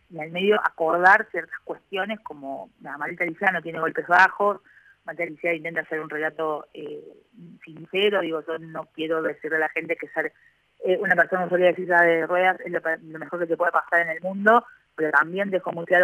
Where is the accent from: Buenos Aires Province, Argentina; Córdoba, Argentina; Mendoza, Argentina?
Córdoba, Argentina; now in Mar del Plata, Argentina; Sí, sí, soy cordobesa, eh, soy